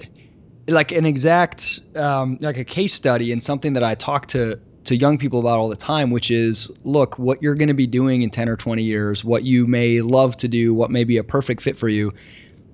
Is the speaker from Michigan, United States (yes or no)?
yes; Kalamazoo, Michigan, United States; I'm from Kalamazoo, so the same neck of the woods.